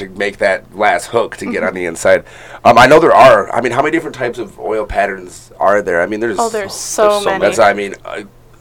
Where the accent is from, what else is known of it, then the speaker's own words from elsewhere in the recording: Lincoln Park, Michigan, United States; now in Traverse City, United States; I'm from Lincoln Park. So, like, I grew up bowling at Thunderbolt